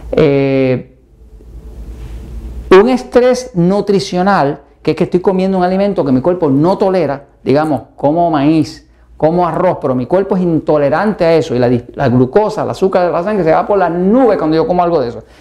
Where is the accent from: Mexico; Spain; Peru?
Mexico; ¿Y qué como mexicano todos los días? Maíz.